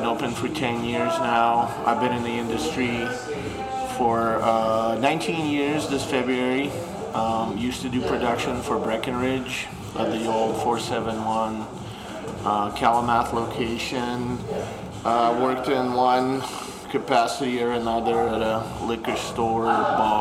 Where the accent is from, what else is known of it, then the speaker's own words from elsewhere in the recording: Moscow, Russia; also born or lived in Ukraine / Los Angeles, United States / Hawaii, United States; now in Colorado, United States; I was born in Ukraine and I grew up in Moscow.